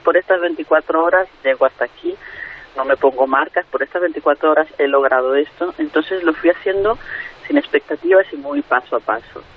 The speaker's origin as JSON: {"language": "Spanish", "country": "Venezuela", "also_born_or_lived": "Madrid, Spain", "moved": "yes", "said": "yo soy venezolana pero España fue mi tierra de acogida durante 12 años"}